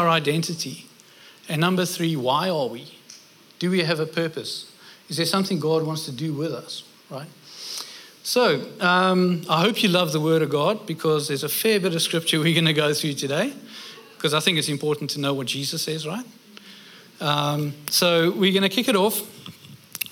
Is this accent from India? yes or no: no; South Africa; moved away as an adult; also born or lived in United Kingdom; now in Australia; I'm South African. We moved over to the UK. I was 26 when I went over there